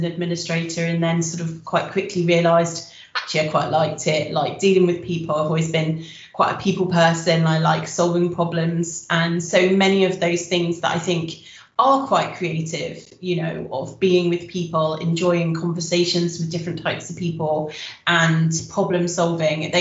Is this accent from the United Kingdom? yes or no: yes; Wiltshire, South West England, United Kingdom; moved away as an adult; now in Cardiff, United Kingdom; I'm originally from Wiltshire